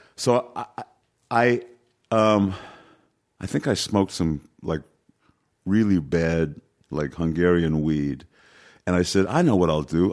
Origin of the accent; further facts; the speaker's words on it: New York City, New York, United States; I was born in New York City, so, you know, I, I, I was able to walk in twenty-five minutes from my house, Yankee Stadium.